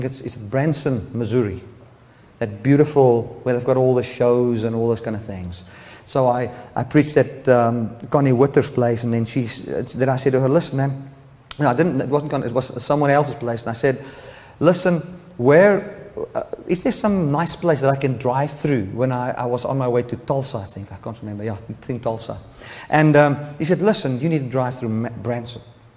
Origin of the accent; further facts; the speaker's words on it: South Africa; moved away; South Africa, we are not very much worried about political correctness